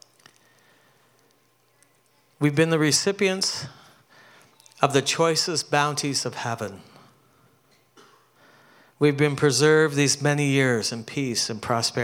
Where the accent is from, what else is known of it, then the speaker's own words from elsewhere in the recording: Canada; moved away as an adult; now in New York, United States; I grew up in Canada, so our Thanksgiving was in October